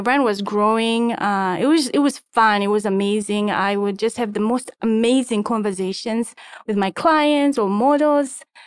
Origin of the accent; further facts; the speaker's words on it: Harare, Zimbabwe; moved away as an adult; also born or lived in Egypt; I am originally from, uh, Harare, Zimbabwe